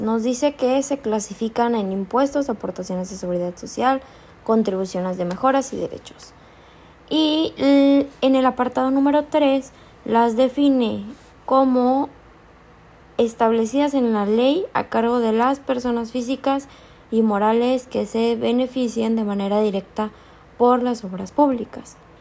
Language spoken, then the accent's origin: Spanish; Chiapas, Mexico; yo tengo acceso al ISTECH porque soy de Chiapas